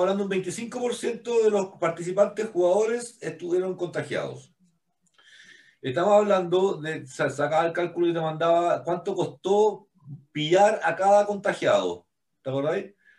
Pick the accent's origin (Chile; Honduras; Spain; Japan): Chile; estábamos vendiendo nosotros como chilenos